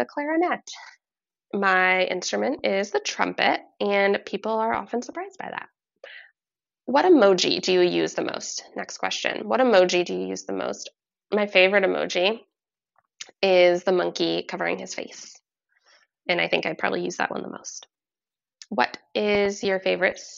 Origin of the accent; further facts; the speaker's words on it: Vermont, United States; I'm from Vermont. We actually grew up in really similar locations in Vermont, born in the same hospital, same area.